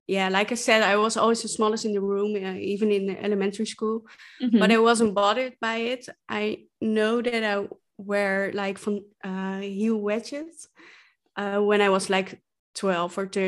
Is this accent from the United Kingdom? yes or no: no; Netherlands; English is a second language; I'm from the Netherlands, as you can probably hear from my accent